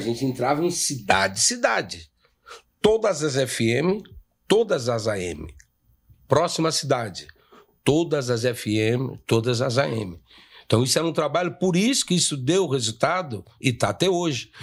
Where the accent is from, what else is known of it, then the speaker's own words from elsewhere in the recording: São Paulo, Brazil; a gente é do bairro do Limão